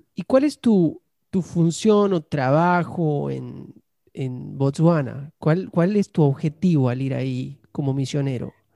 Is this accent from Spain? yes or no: no; Argentina; now in United States